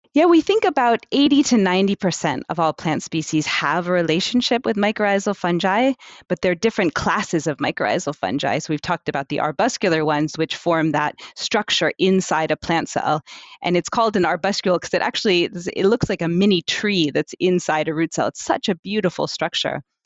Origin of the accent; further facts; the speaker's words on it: New York City, New York, United States; moved away as an adult; now in Amsterdam, Netherlands; originally, I'm from the United States. I was born in New York City, but I've been in Amsterdam in the Netherlands for the last fifteen years or so